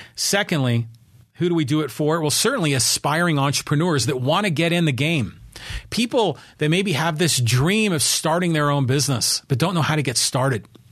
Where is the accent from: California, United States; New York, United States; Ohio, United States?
California, United States; Poway; my hometown